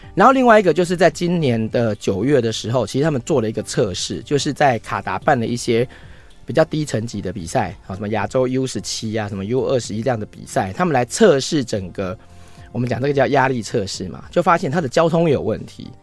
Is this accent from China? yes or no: no; Taiwan; 我们台湾人